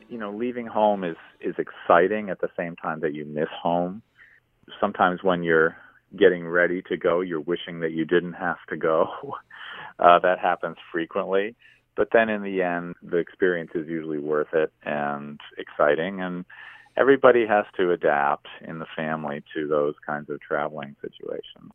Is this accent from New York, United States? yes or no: yes; Binghamton, New York, United States; moved away as an adult; also born or lived in Endwell, New York / Vestal, New York; now in Montreal, Canada; I live in Montreal, Canada, and I was born and raised in the Triple Cities